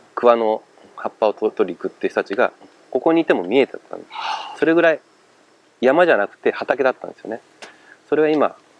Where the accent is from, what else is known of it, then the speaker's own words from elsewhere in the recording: Kofu, Yamanashi, Japan; moved away; also born or lived in Chiba; 元々甲府出身なので